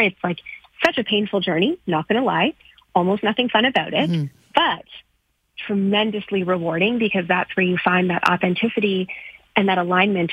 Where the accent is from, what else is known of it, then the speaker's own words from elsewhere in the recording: Canada; as a South Asian girl growing up in Canada